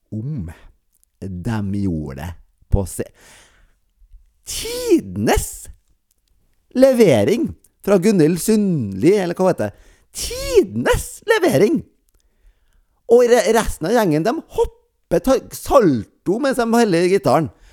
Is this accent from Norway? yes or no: yes; near Bjugn, Trøndelag, Norway; Nesten der jeg kommer fra